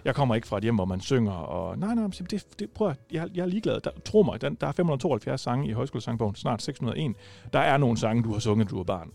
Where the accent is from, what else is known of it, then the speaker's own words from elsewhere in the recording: Rødding, Southern Denmark, Denmark; jeg er jo fra Rødding, og ikke fra Gram